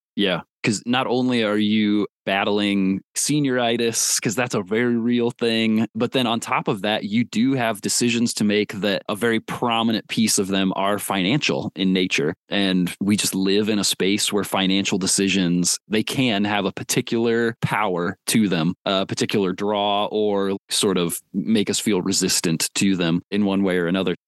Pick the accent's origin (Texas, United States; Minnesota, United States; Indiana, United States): Indiana, United States; Warsaw; That is my hometown. I am from Warsaw, Indiana